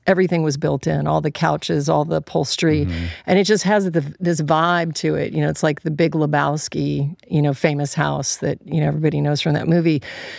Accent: Alaska, United States; it reminded me of an architectural home that I grew up in Alaska

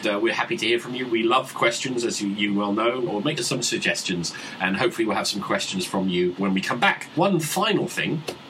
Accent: United Kingdom

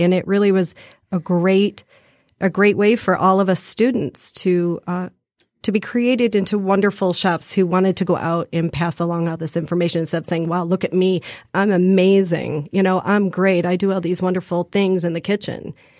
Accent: Detroit, Michigan, United States; also born or lived in Illinois; My kids both went off to college and I said I'd like to go back home. I'm from Detroit, grew up in Detroit.

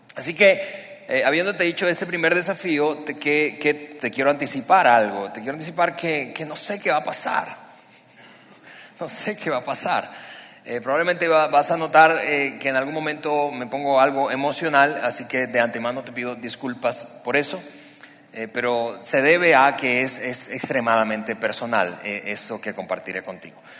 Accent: Venezuela; moved away as an adult; now in Mexico; ambos somos, Eliana y yo somos venezolanos

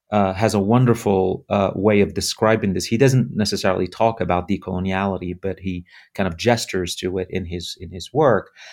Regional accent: Morocco; moved away as an adult; now in United States; left, uh, my home country, Morocco, at the age of twenty-two

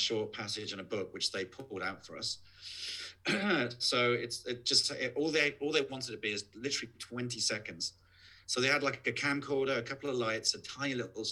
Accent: near Worthing, South East England, United Kingdom; moved away; a place called Worthing, which is not that far from where I, my hometown

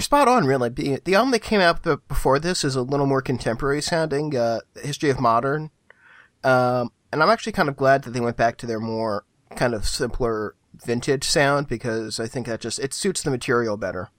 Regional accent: Philadelphia, Pennsylvania, United States; moved away; also born or lived in New York; my hometown

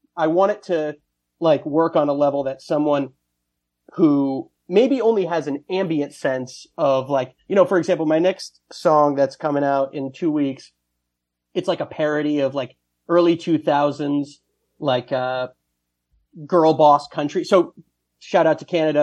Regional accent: Westchester County, New York, United States; also born or lived in Ohio; now in New York City, United States; I grew up in Westchester County

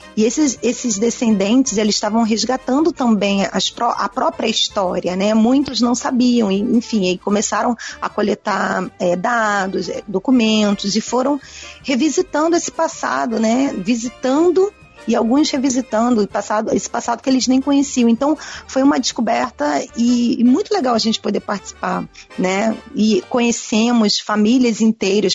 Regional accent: Rio de Janeiro, Brazil; also born or lived in Hungary; sendo carioca, né, e morando aqui

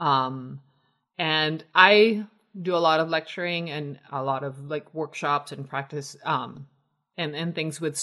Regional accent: Mexico City, Mexico; moved away; also born or lived in Atlanta / Chicago; But we're both born and raised in Mexico City

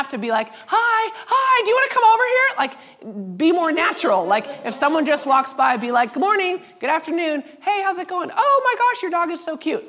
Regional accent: United States; we're white and we're from the States

